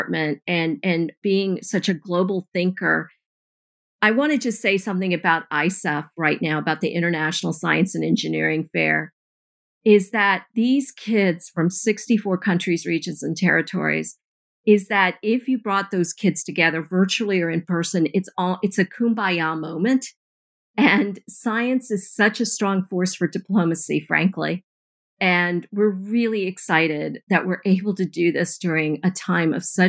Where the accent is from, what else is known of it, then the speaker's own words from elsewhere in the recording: Eastern North Carolina, United States; I grew up in Eastern North Carolina